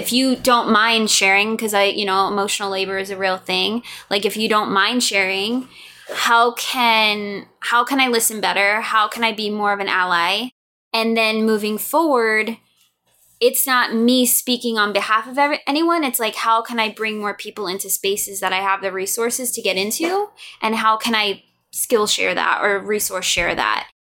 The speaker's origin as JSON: {"language": "English", "region": "New York", "country": "United States", "said": "I lived in New York, so I'm from New York. I was in New York for 9/11. I was on Long Island for that, which thankfully we were all safe."}